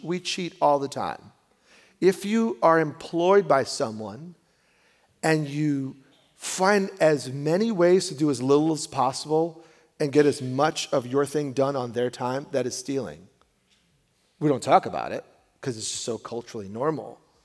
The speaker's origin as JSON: {"language": "English", "region": "New York", "country": "United States", "said": "I'm a New Yorker"}